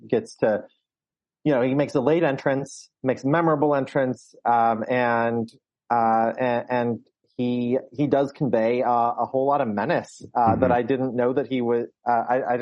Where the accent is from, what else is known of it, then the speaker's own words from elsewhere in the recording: Michigan, United States; I'm being from Michigan